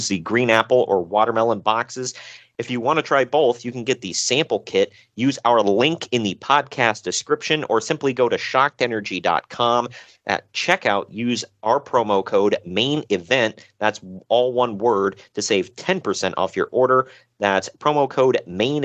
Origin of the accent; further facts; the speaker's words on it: Cleveland, Ohio, United States; I'm from Cleveland